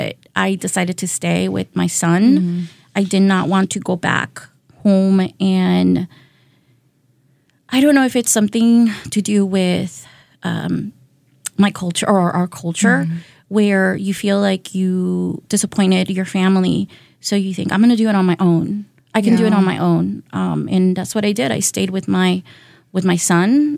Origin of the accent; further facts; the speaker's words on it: San Diego, California, United States; also born or lived in Tijuana, Mexico; now in Milwaukee, United States; I was born in Baja. So I was born in Tijuana, Mexico. And that is a city, a border city. So I grew up in San Diego